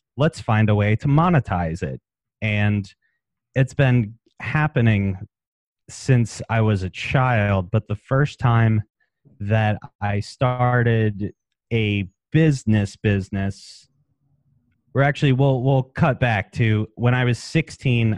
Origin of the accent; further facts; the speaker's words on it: Maryland, United States; moved away; also born or lived in West Palm Beach, Florida; I'm from Maryland originally